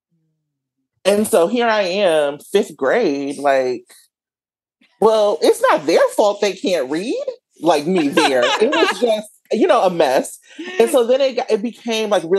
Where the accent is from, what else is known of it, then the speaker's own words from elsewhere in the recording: Milwaukee, Wisconsin, United States; moved away as an adult; now in Oakland, United States; I live in Oakland, but I was born and raised in Milwaukee, Wisconsin.